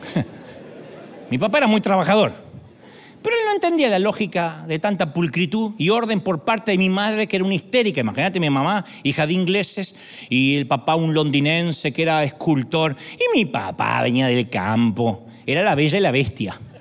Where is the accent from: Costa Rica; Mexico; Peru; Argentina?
Argentina; moved away; also born or lived in Buenos Aires; Yo soy argentino